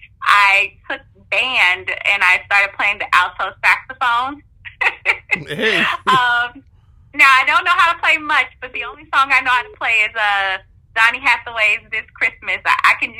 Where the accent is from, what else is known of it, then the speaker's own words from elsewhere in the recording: Midwest, United States; moved away; I grew up in the Midwest